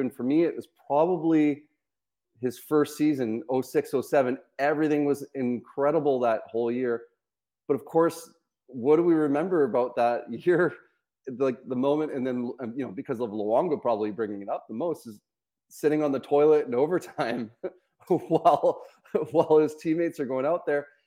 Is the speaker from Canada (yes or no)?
yes; Vancouver, British Columbia, Canada; growing up in Vancouver